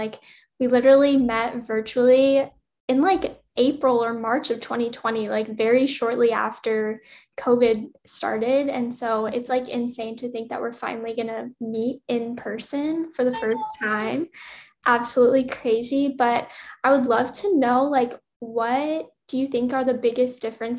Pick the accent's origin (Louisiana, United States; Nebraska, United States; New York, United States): Louisiana, United States; now in Los Angeles, United States; so I'm from Louisiana originally, and Louisiana's like acronym is LA, but obviously LA different than Los Angeles.